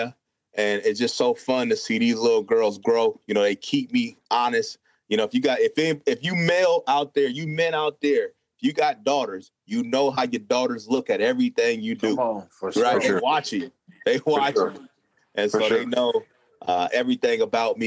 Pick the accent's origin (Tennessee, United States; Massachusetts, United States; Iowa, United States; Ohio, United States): Iowa, United States; Davenport; Born and raised in Davenport, Iowa.